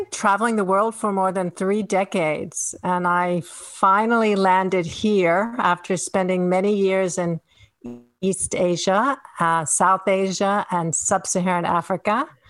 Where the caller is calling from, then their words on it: Finland; So I am calling in from the Arctic. I'm in Finland. In Northern Europe, and I am a Texas voter.